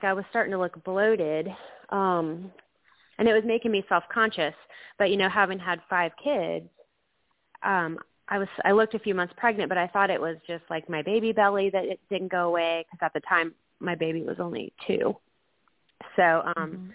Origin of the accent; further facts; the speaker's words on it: Atlanta, Georgia, United States; also born or lived in Tampa, Florida / Mississippi / Fayetteville, Georgia; I was born in Tampa, Florida, but I've lived in the Atlanta area from 1985 until 2014 when we went to Mississippi for 6 years, and then we've been back for 2 years.